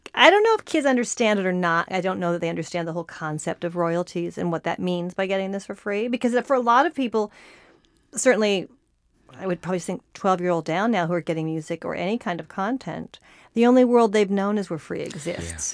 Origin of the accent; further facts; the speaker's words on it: Santa Barbara, California, United States; I grew up in Santa Barbara